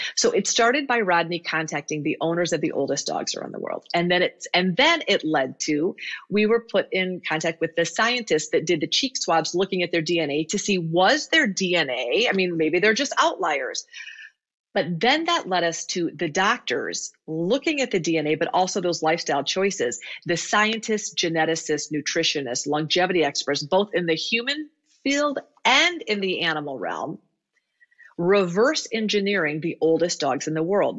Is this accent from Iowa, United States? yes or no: yes; Iowa, United States; I grew up in Iowa